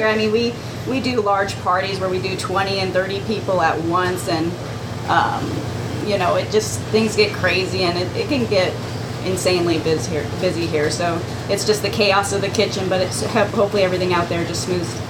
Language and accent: English; Phoenix, Arizona, United States; moved away; also born or lived in Mogollon Rim, Arizona; I'm originally from Phoenix.